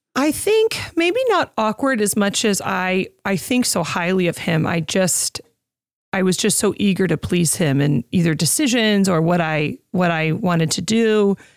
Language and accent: English; Oswego, United States; moved away; Back in Oswego, in my hometown